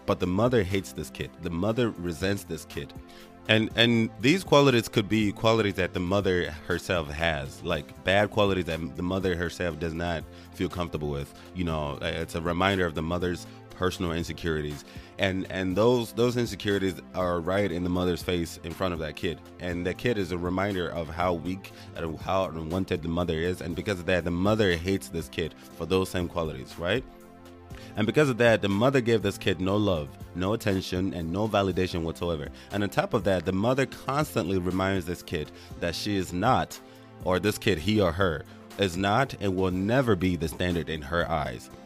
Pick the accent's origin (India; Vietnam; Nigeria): Nigeria; first language Igbo; English is a second language; now in United States; back when I lived in Nigeria, there's this whole punishment system if you spoke Igbo